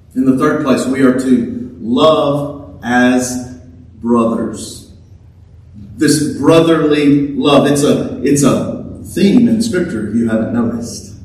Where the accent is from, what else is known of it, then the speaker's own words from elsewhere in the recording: Louisiana, United States; I was from Louisiana